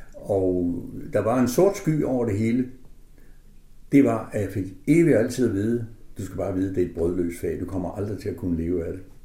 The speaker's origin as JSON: {"language": "Danish", "town": "Aså", "region": "North Denmark Region", "country": "Denmark", "tie": "born or raised there", "said": "jeg er født i Aso, som ligger mellem Tæby og Hals"}